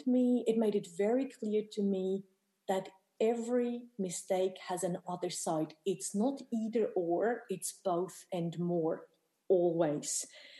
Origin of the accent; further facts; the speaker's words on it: Bern, Switzerland; Bern, my hometown in Switzerland